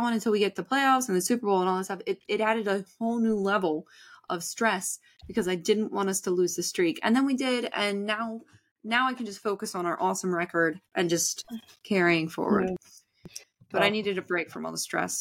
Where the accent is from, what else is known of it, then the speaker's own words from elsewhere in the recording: Canada; We're Canadian.